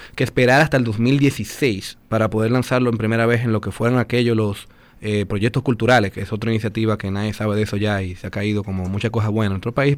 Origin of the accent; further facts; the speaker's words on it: Dominican Republic; yo soy dominicano